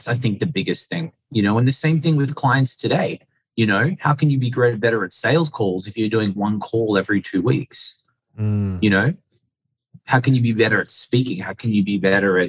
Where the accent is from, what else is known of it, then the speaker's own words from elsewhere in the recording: Sydney, New South Wales, Australia; I was born in Sydney, Australia